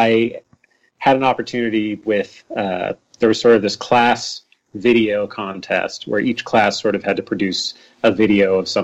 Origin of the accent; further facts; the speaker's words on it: Pittsburg, California, United States; From a young age, I grew up in Pittsburgh, California.